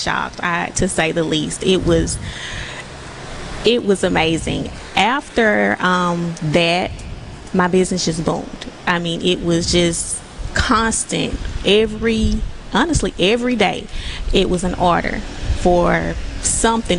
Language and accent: English; Columbia, United States; I'm from Columbia